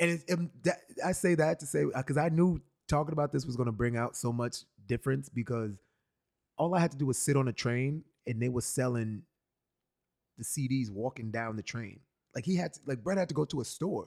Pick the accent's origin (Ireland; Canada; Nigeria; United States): United States; New York City, New York; born and raised in New York born in Brooklyn, raised in Brooklyn for a while, then raised in the lower part of Manhattan, the West Village, and then back to Brooklyn